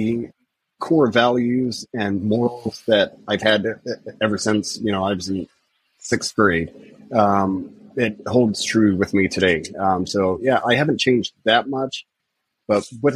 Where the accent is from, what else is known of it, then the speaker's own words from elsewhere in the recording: Midwest, United States; also born or lived in India; growing up in the Midwest, it's a very conservative mindset